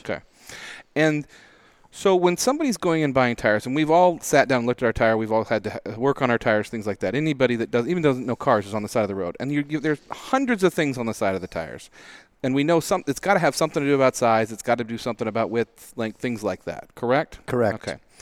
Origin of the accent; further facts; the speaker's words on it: Spokane, Washington, United States; growing up in Spokane, we had studded snow tires